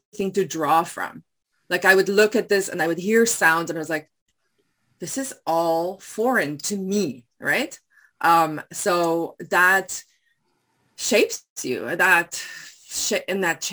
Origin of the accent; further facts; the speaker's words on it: South Africa; first language Afrikaans; English is a second language; moved away as an adult; also born or lived in Taiwan; now in Surrey, Canada; growing up in South Africa, while I was in this white bubble, I was a white person in a majority black country